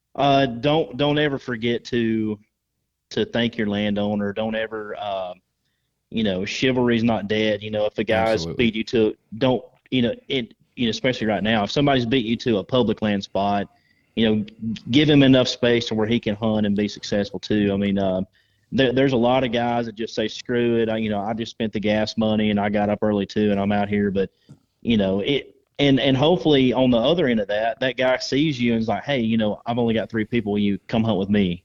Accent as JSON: {"language": "English", "region": "Georgia", "country": "United States", "tie": "born or raised there", "said": "I was a kid from Georgia that grew up shooting wood ducks in a swamp"}